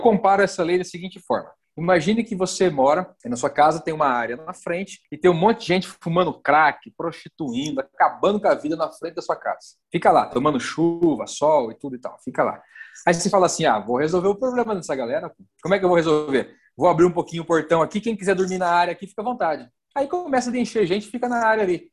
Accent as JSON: {"language": "Portuguese", "country": "Brazil", "lives_now": "Mogi das Cruzes, Brazil", "said": "eu ser brasileiro e provar que eu sou brasileiro"}